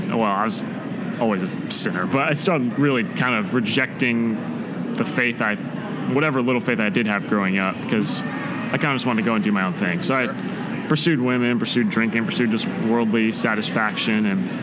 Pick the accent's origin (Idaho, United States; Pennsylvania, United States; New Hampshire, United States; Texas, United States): New Hampshire, United States; Merrimack; moved away as an adult; also born or lived in Boulder, Colorado; now in Grand Junction, United States; I grew up in Merrimack, which is a small town in kind of the southern part of the state